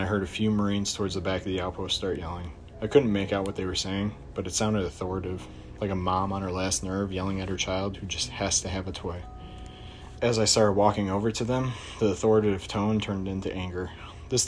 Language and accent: English; Chicago, Illinois, United States; I'm from Chicago, Illinois